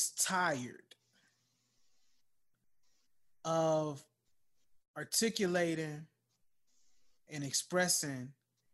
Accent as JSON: {"language": "English", "country": "United States", "said": "I love being an American"}